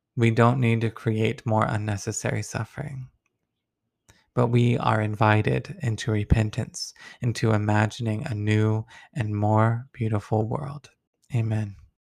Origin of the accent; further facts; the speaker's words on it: Deep South, United States; I come from the Deep South